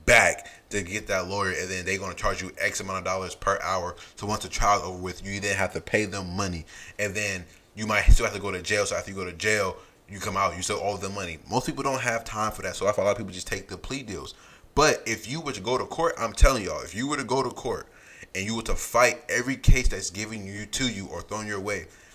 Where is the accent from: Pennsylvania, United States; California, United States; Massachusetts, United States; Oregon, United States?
California, United States; We both grew up in California